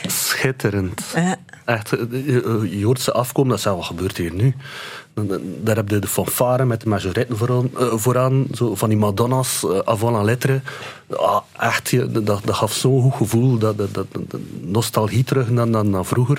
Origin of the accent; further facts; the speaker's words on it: Ypres, Flanders, Belgium; ik ben van Ieper.